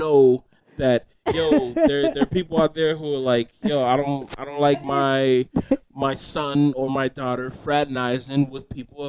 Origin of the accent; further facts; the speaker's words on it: the South, United States; I was born and raised in the South